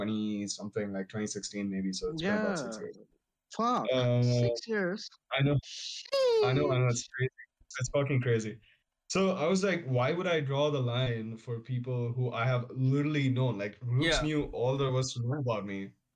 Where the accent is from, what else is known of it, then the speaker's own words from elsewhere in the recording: Bangalore, Karnataka, India; I'm from the south. I'm from Bangalore.